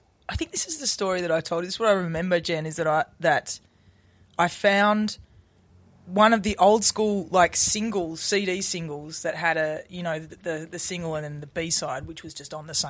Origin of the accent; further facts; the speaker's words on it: Melbourne, Victoria, Australia; in the suburbs of Melbourne.